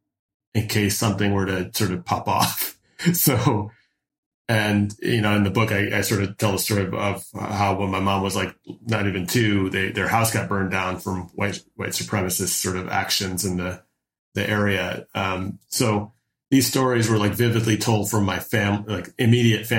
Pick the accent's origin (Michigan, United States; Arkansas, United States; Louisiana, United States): Michigan, United States; Detroit; also born or lived in Newburgh, New York; I was born in Newburgh, New York, but I spent the majority of my childhood in the Downriver Detroit metropolitan area.